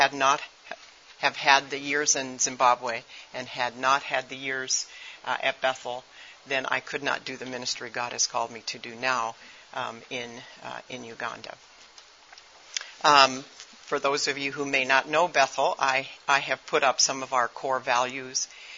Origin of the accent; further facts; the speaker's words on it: Japan; I am an MK. I grew up in Japan.